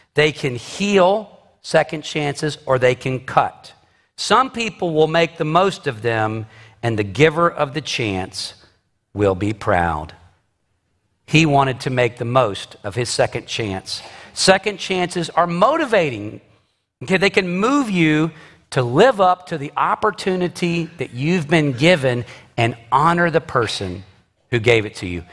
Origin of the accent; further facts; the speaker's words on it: United States; I am an American citizen